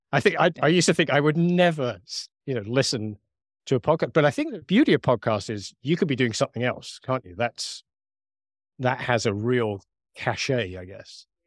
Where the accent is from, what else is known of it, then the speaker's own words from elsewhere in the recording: United Kingdom; accent: British; my British accent